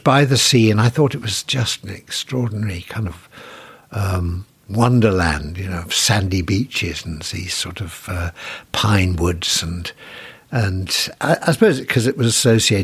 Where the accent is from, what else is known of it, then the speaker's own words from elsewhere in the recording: Sheffield, Yorkshire and the Humber, United Kingdom; born and brought up in the west side of Sheffield.